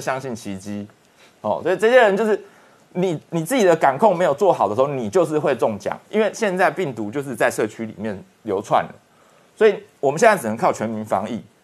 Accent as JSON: {"language": "Chinese", "country": "Taiwan", "said": "我们台湾人民"}